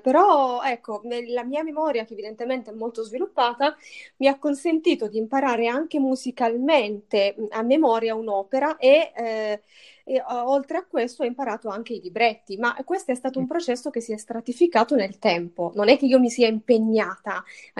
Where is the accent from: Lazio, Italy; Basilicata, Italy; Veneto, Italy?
Basilicata, Italy; Matera; io ho 31 anni, sono di Matera, sono lucana